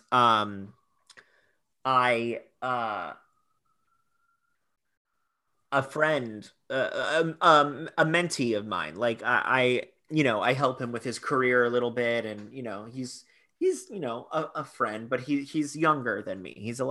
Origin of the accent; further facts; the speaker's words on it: Fort Lauderdale, Florida, United States; also born or lived in Great Neck, Long Island, New York; I'm from Great Neck, Long Island, and I was raised in Fort Lauderdale.